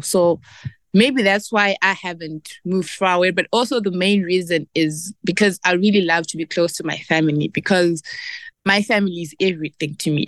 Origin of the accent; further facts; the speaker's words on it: Zimbabwe; we, Zimbabwean women